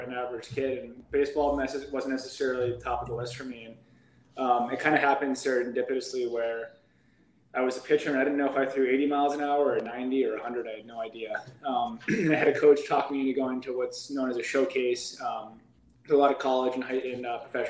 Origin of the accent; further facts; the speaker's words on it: Cape Cod, Massachusetts, United States; also born or lived in Austin, Texas; now in Boston, United States; I'm from Cape Cod, Massachusetts.